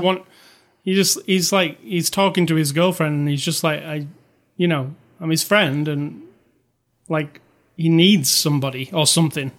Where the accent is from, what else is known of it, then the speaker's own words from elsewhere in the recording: United Kingdom; I'm British